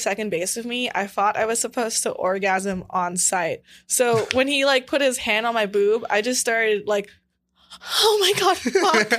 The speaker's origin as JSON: {"language": "English", "town": "Los Angeles", "region": "California", "country": "United States", "said": "I'm from LA. My parents are just super duper Asian"}